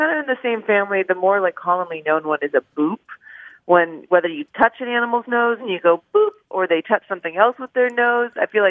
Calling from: San Diego, California, United States; Hi, this is Emily. I'm calling from San Diego.

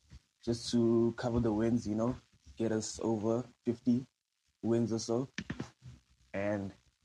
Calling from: South Africa; I'm calling in from South Africa, actually.

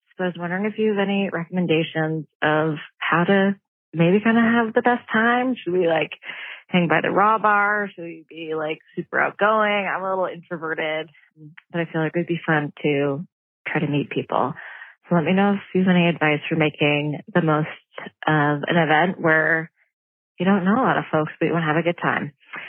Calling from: San Francisco, California, United States; I'm calling from San Francisco.

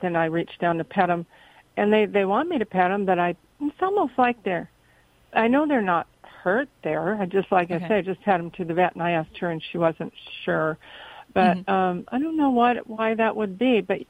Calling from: Cottonwood, California, United States; Cottonwood, California.

